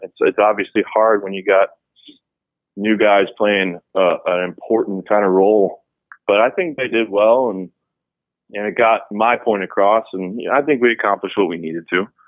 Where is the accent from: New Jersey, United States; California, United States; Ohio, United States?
Ohio, United States; East Cleveland; I was born and raised just outside of Cleveland, Ohio, East mm-hmm. Cleveland.